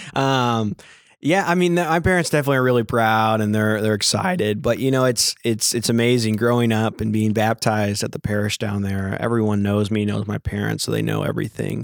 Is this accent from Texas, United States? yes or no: yes; Lake Jackson, Texas, United States; I was born and raised Catholic in Lake Jackson, Texas